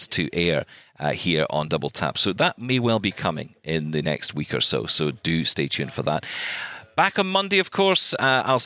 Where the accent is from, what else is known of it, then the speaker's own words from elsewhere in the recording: Scotland, United Kingdom; I'm Scottish